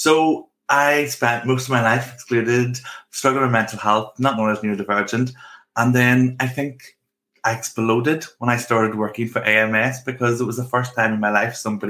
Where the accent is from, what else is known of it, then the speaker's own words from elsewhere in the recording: Northern Ireland, United Kingdom; accent: Northern Irish; I grew up in Northern Ireland